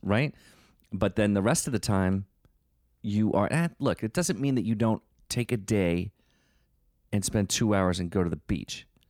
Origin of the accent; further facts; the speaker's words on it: Northeast, United States; we're from the Northeast